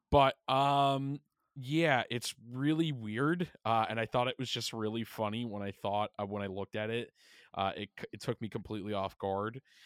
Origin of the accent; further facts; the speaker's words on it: Long Island, New York, United States; we're both from Long Island